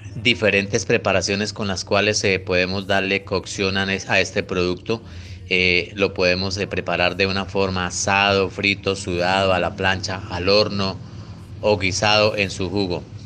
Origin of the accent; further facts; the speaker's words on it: Santander, Colombia; nuestro departamento y como santandereanos que somos